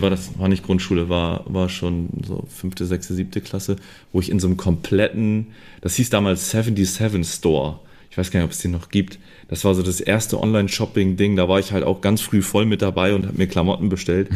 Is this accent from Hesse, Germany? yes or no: no; around Hamburg, Lower Saxony, Germany; bin hier auch so in dem Kreis aufgewachsen, in verschiedenen äh, Städten rund um Hamburg herum